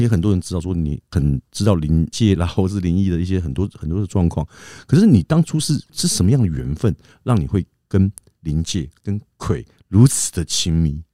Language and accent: Chinese; Taiwan; 我们从小都在眷村长大